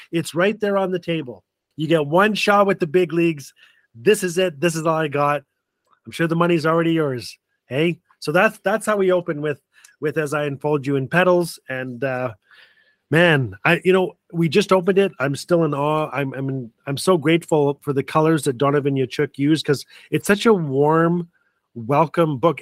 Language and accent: English; Fort Smith, Northwest Territories, Canada; Fort Smith, Northwest Territory is my hometown